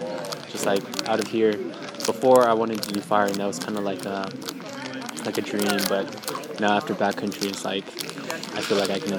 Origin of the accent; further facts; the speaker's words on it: Stockton, California, United States; I'm from Stockton, California.